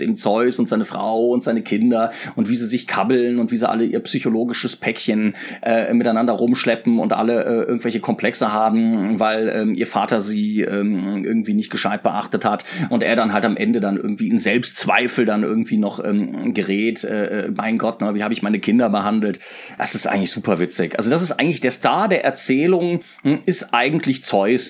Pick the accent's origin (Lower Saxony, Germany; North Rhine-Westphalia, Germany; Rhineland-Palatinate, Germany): Rhineland-Palatinate, Germany; Mainz; moved away as an adult; ich bin ja in Mainz groß geworden